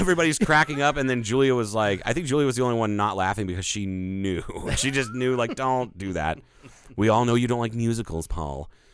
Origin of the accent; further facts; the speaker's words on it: Ohio, United States; I am from Ohio